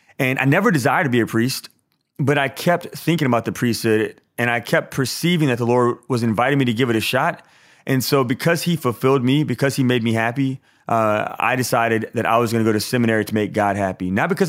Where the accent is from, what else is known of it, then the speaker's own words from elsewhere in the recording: Baton Rouge, Louisiana, United States; Yeah, so I grew up here in Baton Rouge, Louisiana.